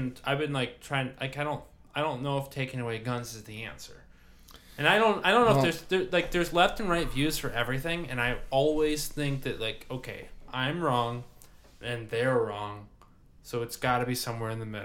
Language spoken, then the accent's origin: English; United States; me being an American